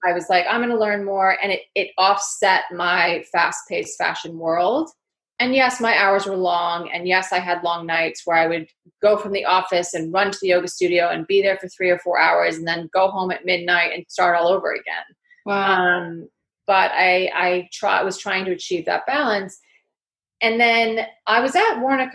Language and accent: English; Connecticut, United States; accent: New York; also born or lived in Manhattan, New York; now in London, United Kingdom; I grew up in the northeast of the states. I grew up in Connecticut, which is a, leafy uh, countryside state, and then also Manhattan.